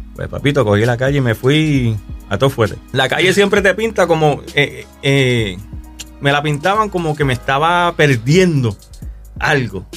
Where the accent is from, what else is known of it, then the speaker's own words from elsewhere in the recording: Canóvanas, Puerto Rico; un chamaco eh, nacido y criado en Puerto Rico. Soy de Canómanas, Puerto Rico